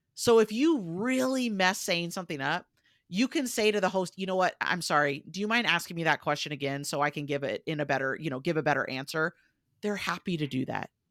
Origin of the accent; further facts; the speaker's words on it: United States; accent: American; you'll probably tell from my accent where I said, "I'm American,"